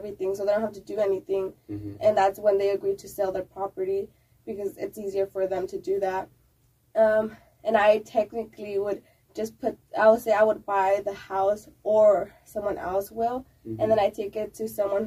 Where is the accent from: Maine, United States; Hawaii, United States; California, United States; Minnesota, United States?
California, United States; moved away as an adult; now in Austin, United States; I'm from California. Mm-hmm. I moved to Austin a little bit less than 6 months ago.